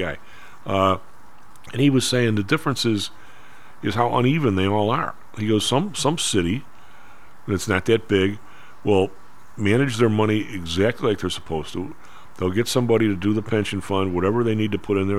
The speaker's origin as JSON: {"language": "English", "town": "Evergreen Park", "region": "Illinois", "country": "United States", "tie": "born or raised there", "lives_now": "Chicago, United States", "said": "where I grew up in Evergreen Park"}